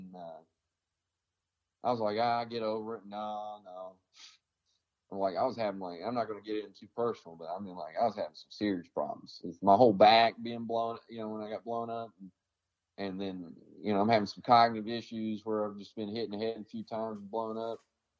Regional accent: the South, United States; I've been treated like shit because I'm from the South.

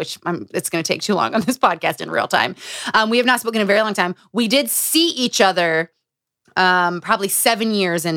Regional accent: Utah, United States; Growing up in Utah

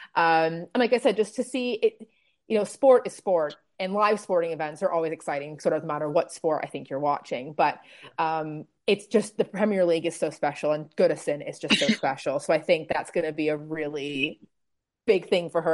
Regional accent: Toronto, Ontario, Canada; moved away; also born or lived in Manchester; we're both Canadians. Um, we're both from Toronto, but we actually met in Manchester

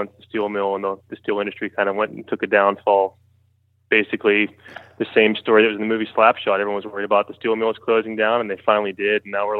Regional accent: Johnstown, Pennsylvania, United States; Okay, I am from Johnstown, Pennsylvania, which is about an hour and a half east of Pittsburgh.

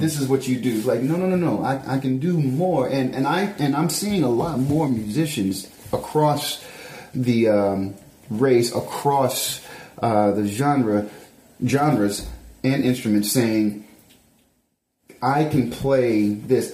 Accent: Memphis, Tennessee, United States; moved away; I'm coming from Memphis

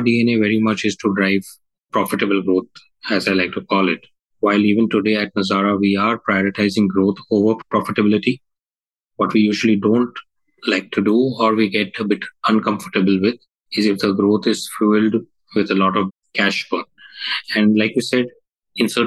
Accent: India; we as Indian game developer

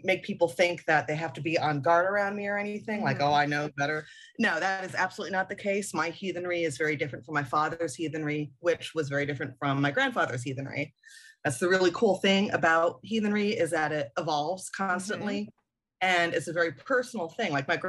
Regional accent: Germany; So I grew up overseas in West Germany in the 80s, excuse me, and I didn't have a lot of interaction with any other faiths.

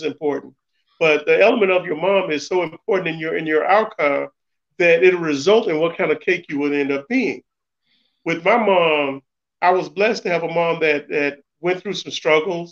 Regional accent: the South, United States; I'm from the South, so my mother was most important in my upbringing

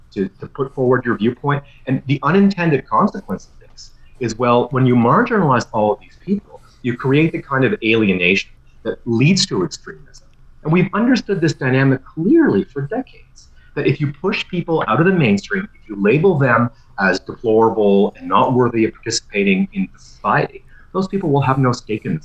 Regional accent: Ottawa, Ontario, Canada; I grew up in Ottawa too

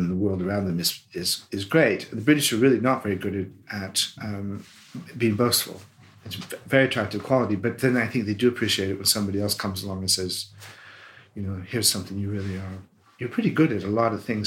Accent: Des Moines, Iowa, United States; moved away as an adult; now in United Kingdom; Des Moines, my hometown

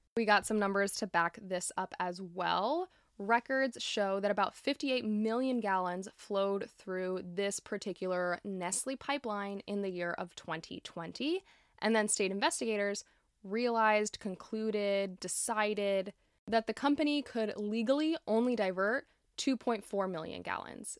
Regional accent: Florida, United States; my home state of Florida

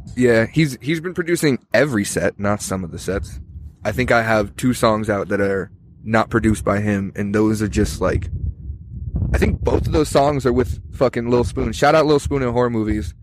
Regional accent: Tucson, Arizona, United States; I'm from Tucson

